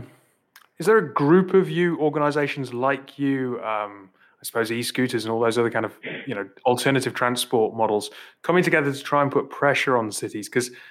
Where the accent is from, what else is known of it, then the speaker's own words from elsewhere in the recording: Newcastle upon Tyne, North East England, United Kingdom; I'm from Newcastle